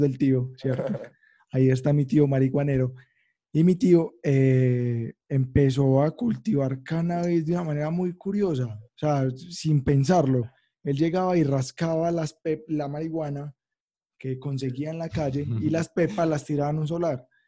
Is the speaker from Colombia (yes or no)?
yes; Manrique Oriental, Antioquia, Colombia; aquí a Manrique, donde soy yo, pues, de Manrique Oriental